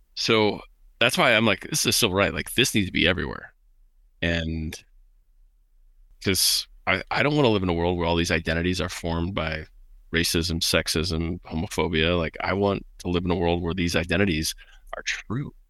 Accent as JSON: {"language": "English", "region": "Midwest", "country": "United States", "tie": "born or raised there", "said": "I was raised in the Midwest"}